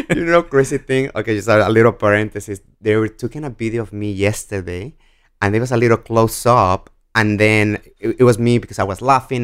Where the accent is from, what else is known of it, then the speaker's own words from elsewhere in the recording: Guadalajara, Jalisco, Mexico; English is a second language; moved away as an adult; also born or lived in Washington, D.C. / Connecticut; now in New York City, United States; I'm born and raised in Mexico